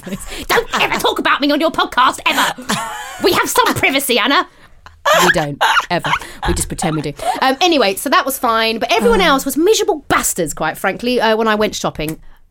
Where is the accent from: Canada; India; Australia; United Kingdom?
United Kingdom; Cheshunt, East of England; We're from Chesant.